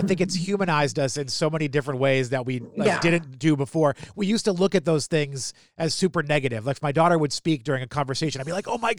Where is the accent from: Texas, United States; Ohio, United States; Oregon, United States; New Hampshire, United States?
New Hampshire, United States; I grew up in New Hampshire.